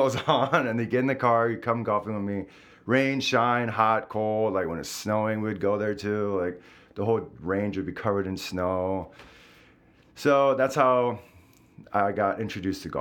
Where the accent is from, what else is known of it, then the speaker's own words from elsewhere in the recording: South Korea; now in United States; I was born in the States, moved to Korea when I was 6